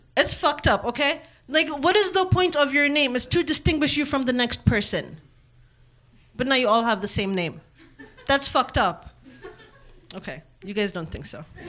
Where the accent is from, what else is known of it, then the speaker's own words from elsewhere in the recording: Kenya; also born or lived in Eritrea / Columbus, Ohio / Reynoldsburg, Ohio; now in United States; I'm from Eritrea. I was born and raised in Kenya, and now I live in America.